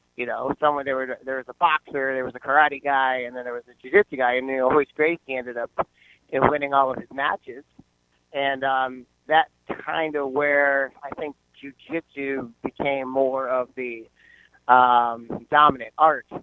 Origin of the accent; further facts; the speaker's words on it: Fredericksburg, Virginia, United States; moved away as an adult; now in Cape Coral, United States; originally I'm from Central Virginia. I am from Fredericksburg, Spotsylvania area